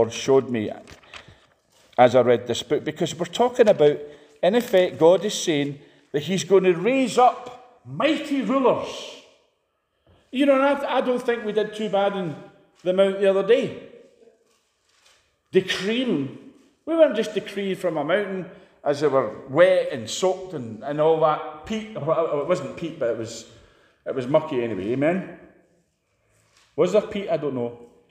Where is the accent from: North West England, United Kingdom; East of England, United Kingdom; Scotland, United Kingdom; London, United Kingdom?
Scotland, United Kingdom